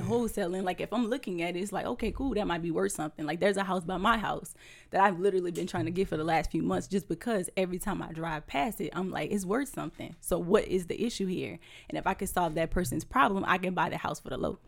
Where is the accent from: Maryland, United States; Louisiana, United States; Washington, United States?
Louisiana, United States; Houma; moved away as an adult; now in Tampa, United States; I am originally from Houma, Louisiana. I've been in Tampa for seven years now